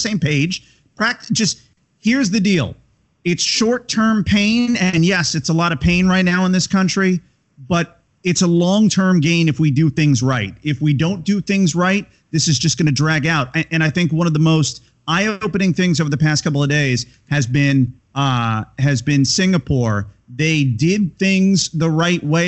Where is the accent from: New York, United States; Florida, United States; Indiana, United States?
Florida, United States; Tampa; moved away as an adult; also born or lived in Connecticut / Chicago; I moved back to my hometown here in Tampa Bay